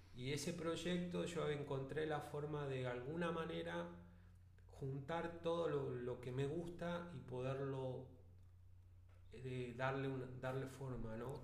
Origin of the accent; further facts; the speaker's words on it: Vista Alegre, Neuquén, Argentina; also born or lived in Centenario; soy de Vista Alegre, nacido en Centenario, sí, en Centenario